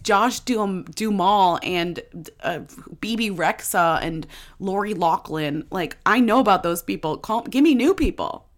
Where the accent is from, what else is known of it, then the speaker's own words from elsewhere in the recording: Newton, Massachusetts, United States; I'm from Newton, Massachusetts